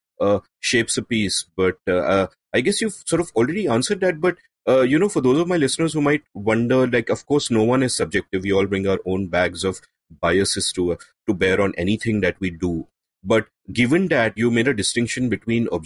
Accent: India; growing up in India, as I did in the 80s and the 90s

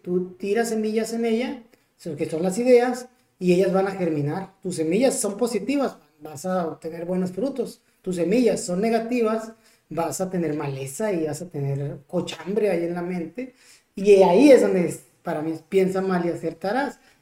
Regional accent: Ciudad Obregón, Sonora, Mexico; acá en Ciudad Obregón, de donde soy oriundo

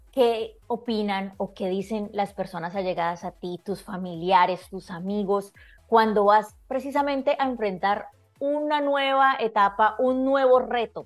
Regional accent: Colombia; como decimos en mi país, berraca

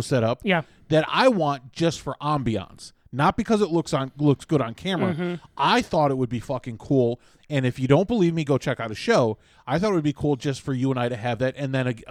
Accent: Chicago, Illinois, United States; I'm from Chicago.

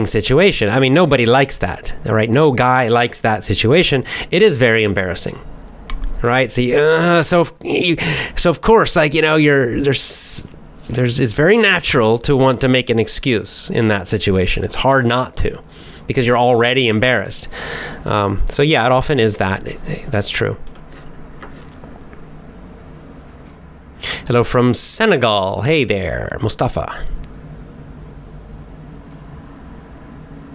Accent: United States; accent: American; me and other Americans

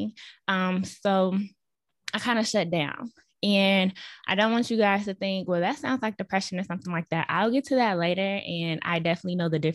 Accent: Chicago, Illinois, United States; moved away as an adult; now in Dallas, United States; I also moved back to my hometown in Chicago, so I was living with my parents.

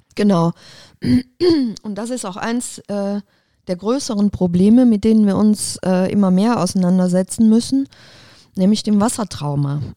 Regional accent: Aachen, North Rhine-Westphalia, Germany; moved away as an adult; Ich bin echtes Öscher Mädchen. Das heißt, ich bin hier verwurzelt, bin hier geboren, aufgewachsen

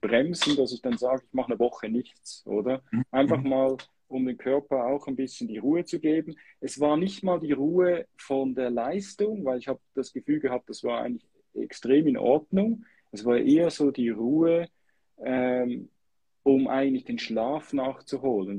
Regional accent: Switzerland; als Schweizer

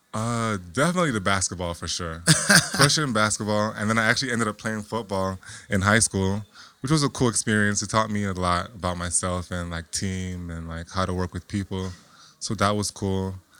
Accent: Lauderhill, Florida, United States; I'm originally from Florida. All right. From a little city called Lauderhill, Florida

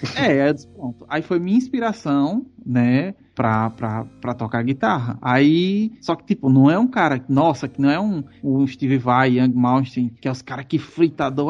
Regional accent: Northeast Region, Brazil; eu sou daqui do Nordeste.

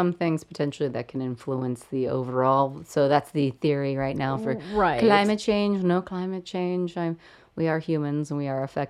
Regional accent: Kansas City, Kansas, United States; now in Chicago, United States; here in Chicago, I don't feel like we really get those storms. Like where I'm from in Kansas

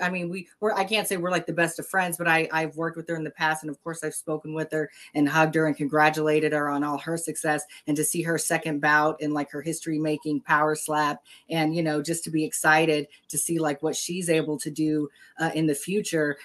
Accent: Texas, United States; my southern roots. You know, I come from Texas, like the Texas Tank.

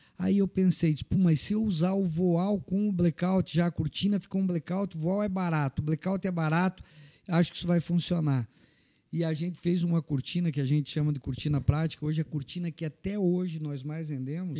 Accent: Anita Garibaldi, Santa Catarina, Brazil; moved away as an adult; now in Blumenau, Brazil; Eu sou natural de Anitta Garibaldi, cheguei em Blumenau em 1985

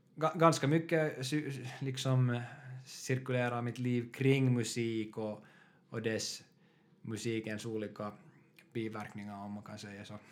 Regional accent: Porvoo, Uusimaa, Finland; moved away as an adult; now in Helsinki, Finland; Jag kommer från Borgå också. Och nuförtiden bor i Helsingfors.

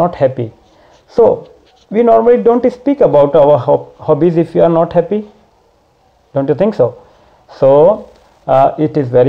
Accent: Varanasi, Uttar Pradesh, India; from Varanasi, India.

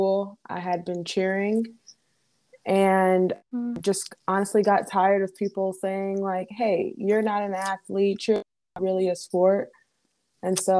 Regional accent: Indianapolis, Indiana, United States; moved away as an adult; now in Bay Area, United States; I grew up in Indianapolis, Indiana.

